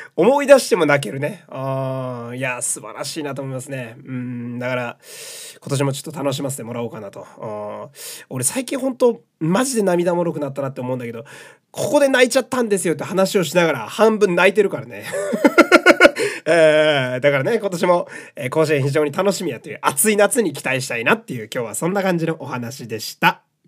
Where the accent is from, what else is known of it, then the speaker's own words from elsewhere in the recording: Fukui, Japan; moved away; also born or lived in Osaka / Tokyo; 私は福井県の出身なんで、やっぱ福井県の高校をね、応援するわけなんですけど